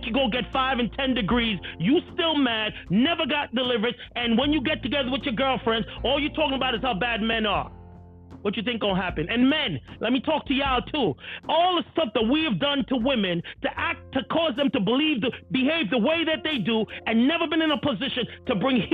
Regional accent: New York City, New York, United States; I'm from Brooklyn. I grew up in Brooklyn. That's how we talk.

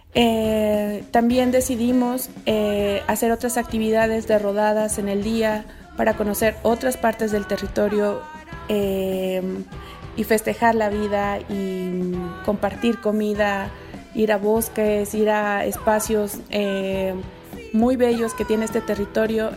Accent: Mexico City, Mexico; now in San Cristóbal de las Casas, Mexico; personas de la ciudad, como es mi caso y, el tuyo, que venimos de la Ciudad de México

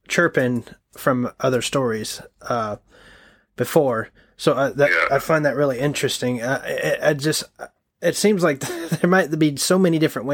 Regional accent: Texas, United States; moved away; I'm originally from Texas

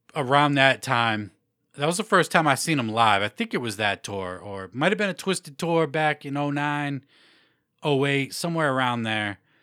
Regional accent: Massachusetts, United States; Mass now, my home state

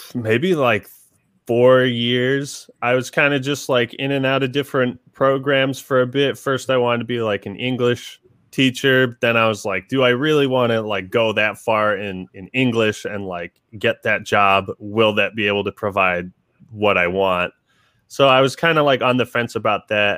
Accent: Seattle area, Washington, United States; I'm from Washington originally. I mean, pretty much just born and raised here all my life. Um, yeah, just uh, around the Seattle area

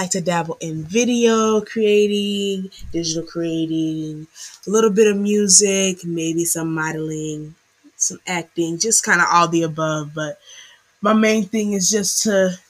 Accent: Bay Area, California, United States; growing up in the Bay Area, you see a lot of different types of performers, and you meet a lot of diverse people, a lot of different groups of people.

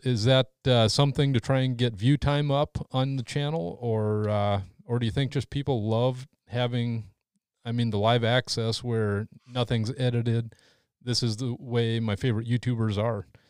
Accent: North Dakota, United States; my home state of North Dakota

